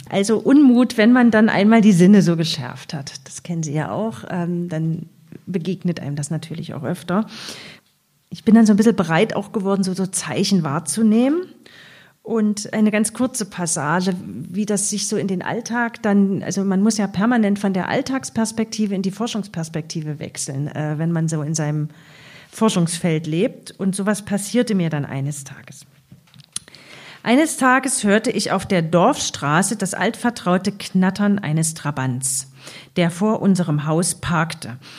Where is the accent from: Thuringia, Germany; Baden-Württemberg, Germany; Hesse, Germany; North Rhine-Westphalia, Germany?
Thuringia, Germany; Eisenach; also born or lived in Leipzig; Ich bin ja selbst in Ostdeutschland aufgewachsen, sozialisiert, also in Eisenach, Leipzig studiert